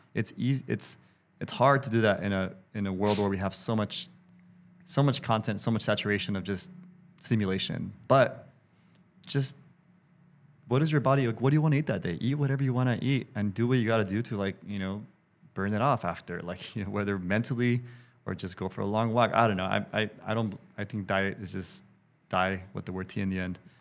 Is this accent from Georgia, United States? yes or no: no; Los Angeles, California, United States; I'm an L A dude